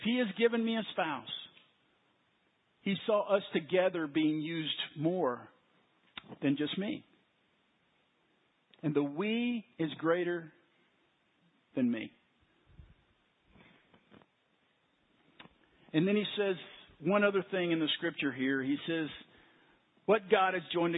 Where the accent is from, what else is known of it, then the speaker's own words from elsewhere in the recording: Waco, Texas, United States; when I was a child growing up in Waco